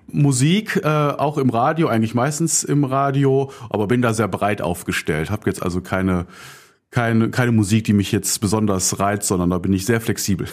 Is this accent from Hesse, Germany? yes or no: no; Düsseldorf, North Rhine-Westphalia, Germany; komme ich aus dem Düsseldorfer Norden, gebürtig, aus Angermund und bin auf der Graf-Engelbert-Straße aufgewachsen